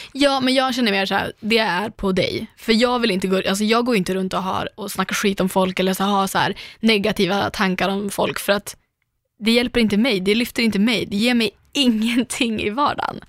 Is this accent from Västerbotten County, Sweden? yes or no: yes; Umeå, Västerbotten County, Sweden; moved away; jag naglar hemma i Umeå